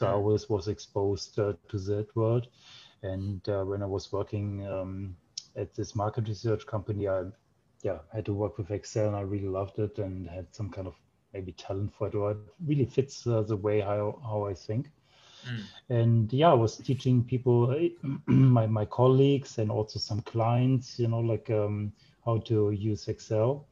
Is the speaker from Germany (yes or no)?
yes; Germany; also born or lived in Japan; grew up in Germany